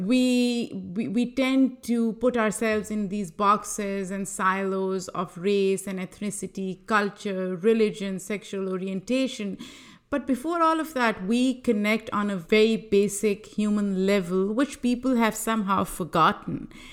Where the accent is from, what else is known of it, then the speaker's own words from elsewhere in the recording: Lahore, Punjab, Pakistan; moved away as an adult; also born or lived in New York; now in United States; I am originally from Lahore, Pakistan